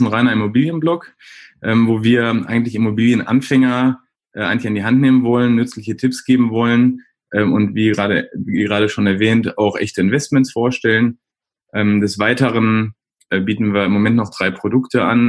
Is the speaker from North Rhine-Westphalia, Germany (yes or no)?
yes; Essen, North Rhine-Westphalia, Germany; komme gebürtig aus Essen und wohne auch in Essen mitten im Ruhrgebiet